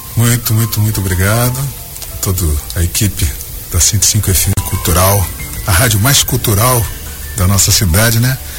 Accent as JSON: {"language": "Portuguese", "town": "Joinville", "region": "Santa Catarina", "country": "Brazil", "tie": "born or raised there", "also_born_or_lived": "Criciúma", "said": "só nasci em Criciúma, mas eu vim para cá para Joinville muito novo, veio com a minha mãe, eu cheguei aqui, eu tinha dois anos de idade. Então, a minha vida, a minha vida toda foi Joinville"}